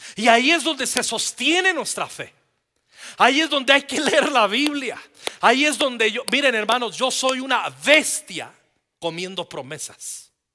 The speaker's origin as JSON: {"language": "Spanish", "region": "Mexico City", "country": "Mexico", "said": "Somos chilangos"}